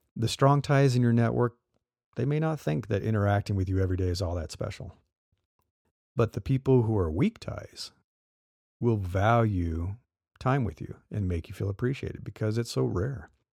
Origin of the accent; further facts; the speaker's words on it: Midwest, United States; now in California, United States; I live in California and been here a long time, but I grew up in the Midwest